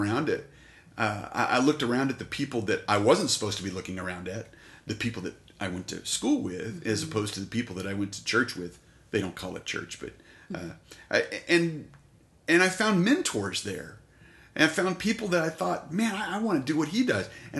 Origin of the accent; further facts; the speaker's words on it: Colorado City, Texas, United States; now in Abilene, United States; Born at Root Memorial Hospital, former hospital there in Colorado City in 72, and raised there until I came to college.